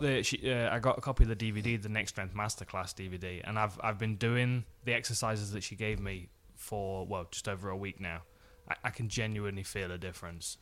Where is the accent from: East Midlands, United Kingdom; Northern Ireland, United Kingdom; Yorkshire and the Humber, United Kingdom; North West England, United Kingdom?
East Midlands, United Kingdom; Nottingham; I was in my hometown.